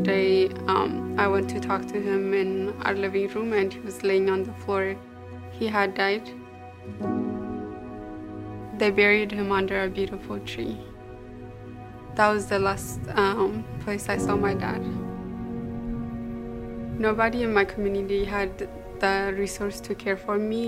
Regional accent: Ethiopia; I grew up in Ethiopia.

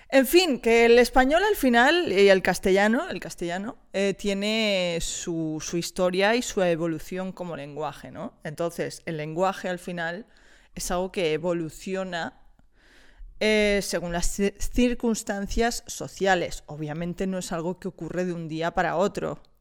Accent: Wisconsin, United States; Spanish is a second language; Imagínate, te vas a un bar, yo soy eh, de Wisconsin, ¿vale?

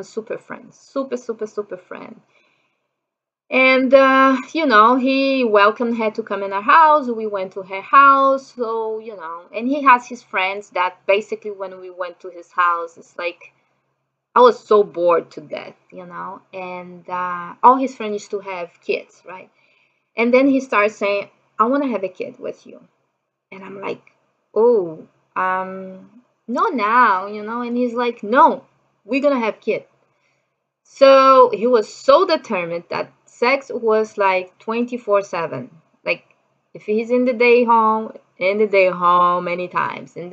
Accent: Brazil; English is a second language; moved away as an adult; also born or lived in Japan; I'm from Brazil.

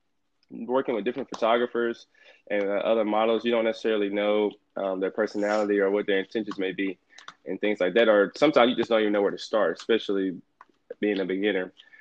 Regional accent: Jacksonville, North Carolina, United States; now in Commerce, United States; I'm a 21-year-old studying communications here at Texas A&M Commerce University. I'm from Jacksonville, North Carolina. Yes, North Carolina.

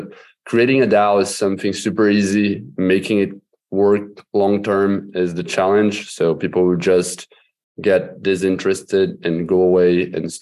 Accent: Brazil; I'm from Brazil

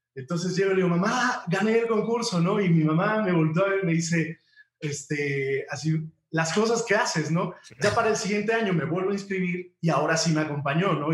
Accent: Huamantla, Tlaxcala, Mexico; moved away as an adult; venir de de, mi pueblo de Huamantla a México

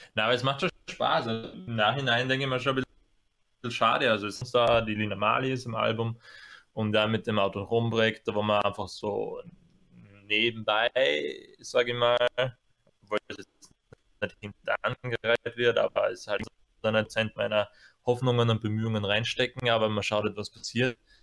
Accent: Apfelland, Styria, Austria; now in Graz, Austria; Keine originären Grazer, sondern wir kommen ja eigentlich aus der Kürbisgegend. Ja. Eigentlich noch spezifisch aus dem Apfelland.

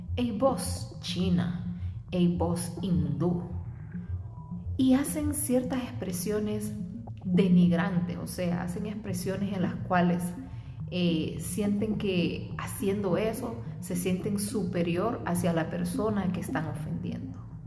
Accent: Honduras; moved away; mi tierra, de Honduras

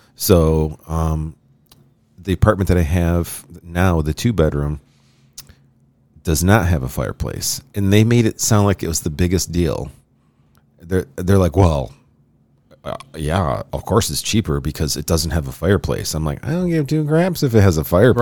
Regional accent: Rochester, New York, United States; Rochester's my hometown

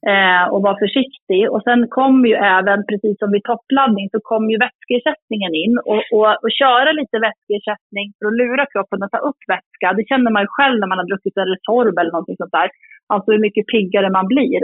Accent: Sweden; now in Jämtland, Sweden; jag är uppvuxen i, i Uppland och Sörmland

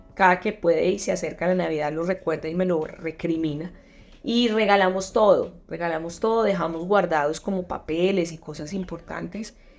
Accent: Antioquia, Colombia; accent: paisa; moved away as an adult; now in Madrid, Spain; Ya no estoy en Colombia, no estoy en mi país

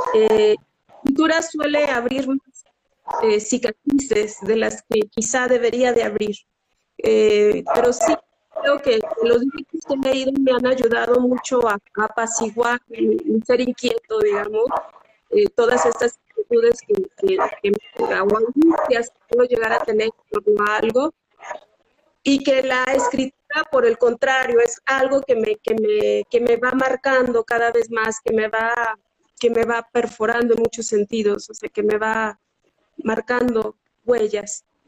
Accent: Zacatecas, Mexico; yo soy de Zacatecas

